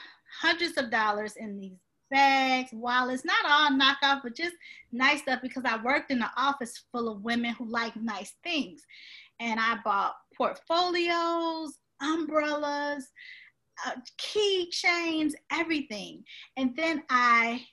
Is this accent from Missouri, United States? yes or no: yes; St. Louis, Missouri, United States; moved away as an adult; also born or lived in Detroit, Michigan / Virginia; So you can say I was reared in St. Louis, did all my schooling, grade school, high school in St. Louis.